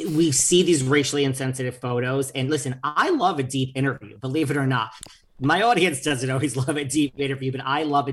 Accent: New York, United States; I'm a single jaded New Yorker

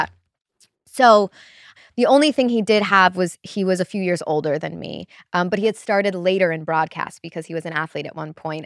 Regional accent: Chicago, Illinois, United States; moved away as an adult; also born or lived in Wisconsin / Los Angeles; I grew up in Chicago

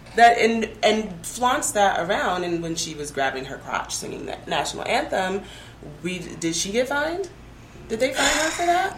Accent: Denver, Colorado, United States; also born or lived in New Mexico; now in Albuquerque, United States; I'm originally from Denver, now living in New Mexico

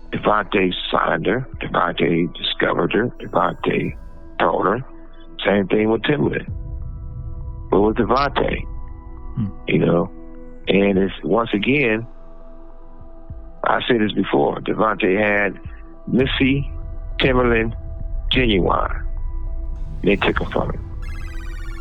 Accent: West Coast, United States; I'm born and raised on the West Coast

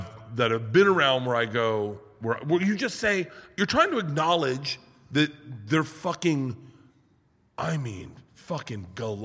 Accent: Tampa, Florida, United States; I'm from Tampa.

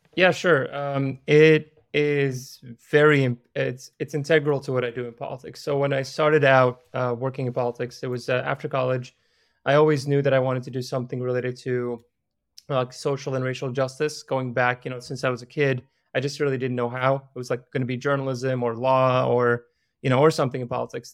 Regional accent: Iraq; now in United States; I was born in Iraq

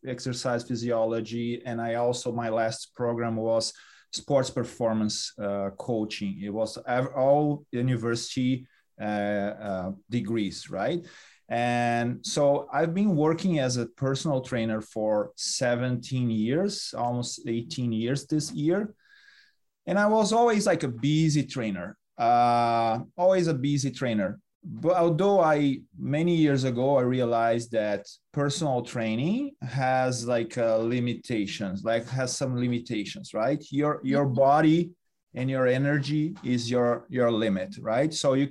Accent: Brazil; moved away; I'm from Brazil

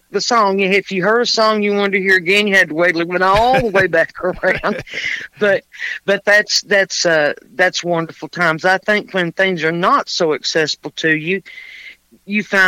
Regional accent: Middlesboro, Kentucky, United States; also born or lived in Pineville, Kentucky / Jacksonville; I was born and raised here where I am now in Middlesboro

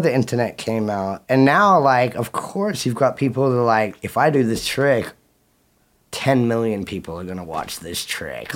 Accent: Australia; moved away as an adult; now in United States; I left Australia

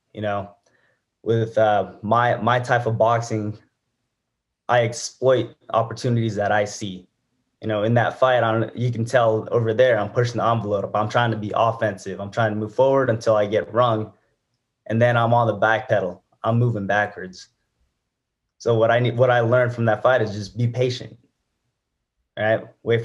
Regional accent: Reno, Nevada, United States; I'm born and raised here in Reno.

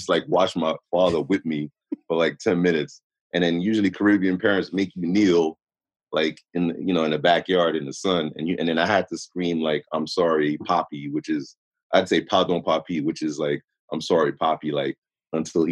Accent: New York City, New York, United States; I was raised in Queens Village

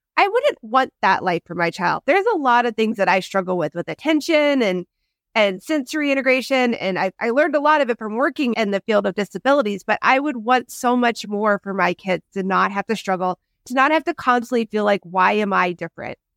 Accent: Midwest, United States; moved away; I grew up in the Midwest

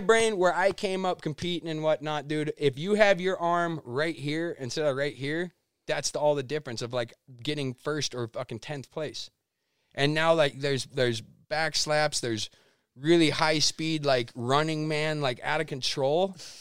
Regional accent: United States; as an American

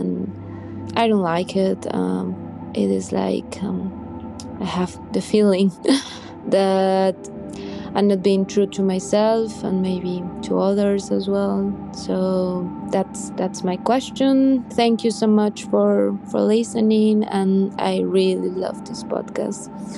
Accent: Colombia; English is a second language; now in Germany; I'm …. I'm from Colombia and I'm currently living in Germany.

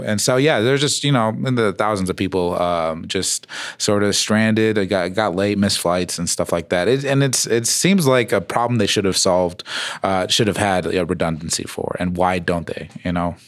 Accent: Phoenix, Arizona, United States; now in Denver, United States; I am from Phoenix, but I am native

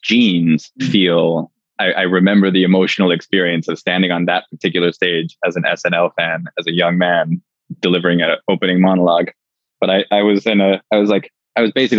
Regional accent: Canada; I'm Canadian

